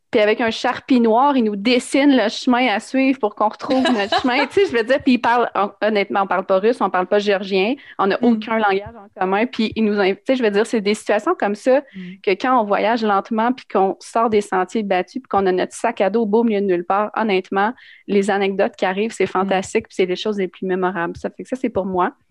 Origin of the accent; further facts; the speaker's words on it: Drummondville, Quebec, Canada; je viens de Drummondville